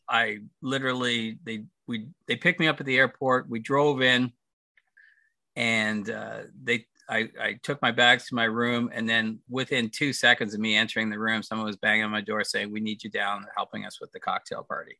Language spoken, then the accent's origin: English; Toronto, Ontario, Canada; moved away as an adult; also born or lived in United States / California; I grew up in Toronto. I was born in the states, but parents one was American, one was Canadian, so had me in the states. Went back to Toronto, grew up there